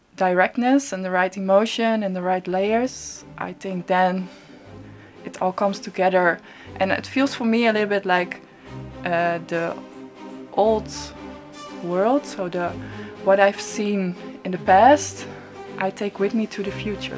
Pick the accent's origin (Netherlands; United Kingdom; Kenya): Netherlands; I'm from the Netherlands and based in Amsterdam